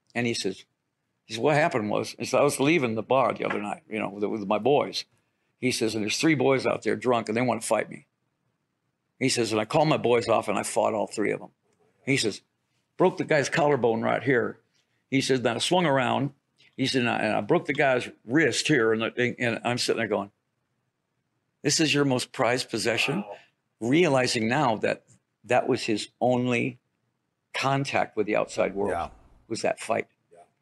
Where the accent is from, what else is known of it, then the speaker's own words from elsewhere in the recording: Detroit, Michigan, United States; I'm from Detroit